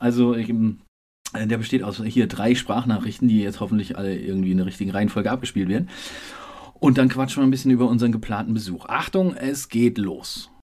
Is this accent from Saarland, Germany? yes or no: yes; Saarland, Germany; also born or lived in Frankfurt am Main; now in Berlin, Germany; Ich bin leider Gottes Saarländer. Also ich bin dort geboren